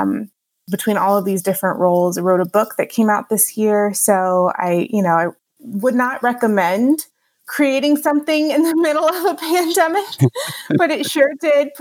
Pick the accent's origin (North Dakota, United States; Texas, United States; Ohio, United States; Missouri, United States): Texas, United States; Houston; moved away as an adult; also born or lived in Los Angeles / Chicago; now in Grand Rapids, United States; I actually grew up in Houston, Texas